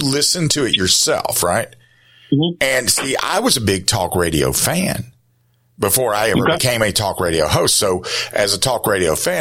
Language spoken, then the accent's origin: English; the South, United States; I'm from the South. My mother is British. My father's a hillbilly from North Carolina.